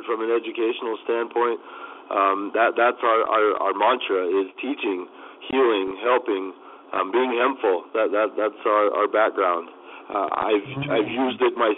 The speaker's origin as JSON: {"language": "English", "region": "Kansas", "country": "United States", "tie": "born or raised there", "moved": "yes", "lives_now": "Phoenix, United States", "said": "as I grew up back home in Kansas, my family comes from farming"}